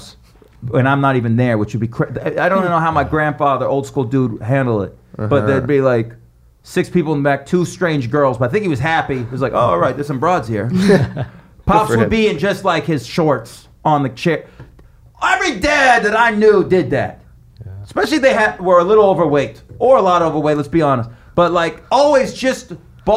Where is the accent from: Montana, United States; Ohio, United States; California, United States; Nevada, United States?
Nevada, United States; Las Vegas; moved away as an adult; also born or lived in Western New York; now in New York City, United States; I was born and raised there